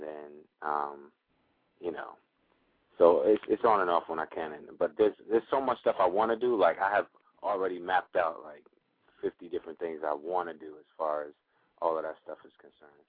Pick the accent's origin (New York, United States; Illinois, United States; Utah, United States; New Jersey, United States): New York, United States; I'm I'm from New York